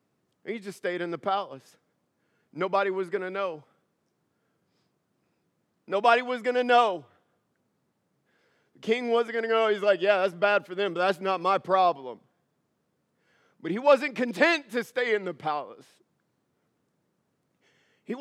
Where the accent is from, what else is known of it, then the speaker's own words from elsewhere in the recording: United States; As an American